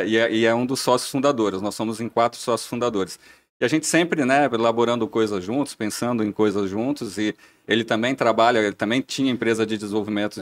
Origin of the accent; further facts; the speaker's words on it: interior of São Paulo, Brazil; moved away as an adult; now in Blumenau, Brazil; não sou de Blumenau. Estou a Blumenau já há bastante tempo, aproximadamente 15 anos entre idas e vindas mas eu sou do interior de São Paulo